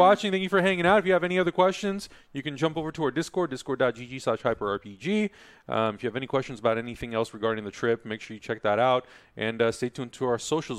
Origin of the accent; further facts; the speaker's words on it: California, United States; I'm from California